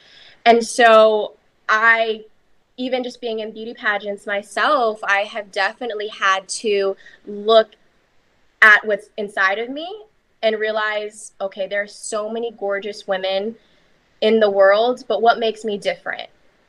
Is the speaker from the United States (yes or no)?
no; Philippines; And especially being half Filipino in the Philippines, it was seen as being more beautiful to be more fair skinned. So when I was raised by my Filipino mother